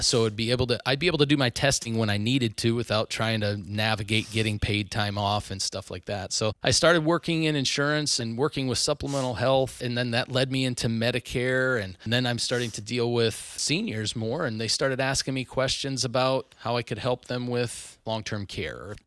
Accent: Northwest Iowa, United States; moved away as an adult; also born or lived in Orange City, Iowa / Sioux Falls, South Dakota; now in Omaha, United States; I grew up in Northwest Iowa, very small town, north of Sioux City, actually

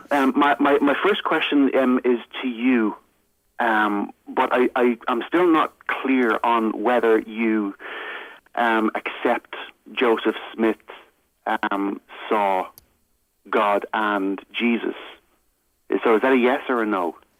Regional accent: Ireland; I'm from Ireland

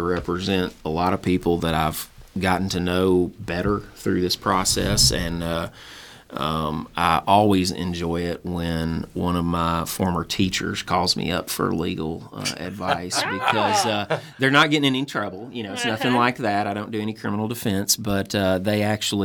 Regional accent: Conway, United States; come back here and practice law in my hometown

